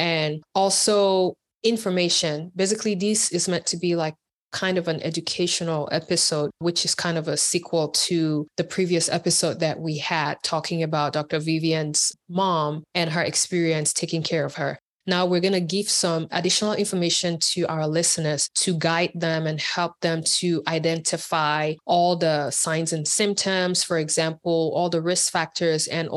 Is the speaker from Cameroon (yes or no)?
yes; Cameroon; we're all from Cameroon